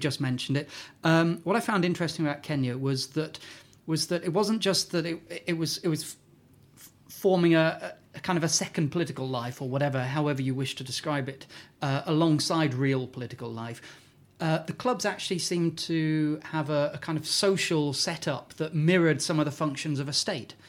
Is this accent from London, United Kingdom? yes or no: no; Newcastle, North East England, United Kingdom; I'm from Newcastle